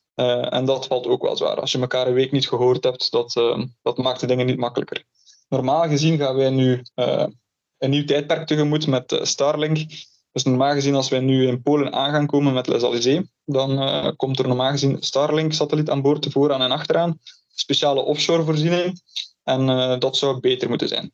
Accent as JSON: {"language": "Dutch", "town": "Ghent", "region": "Flanders", "country": "Belgium", "tie": "born or raised there", "also_born_or_lived": "Canada", "moved": "as an adult", "lives_now": "Oregon, United States", "said": "dus ik ben geboren in, eh, in Gent."}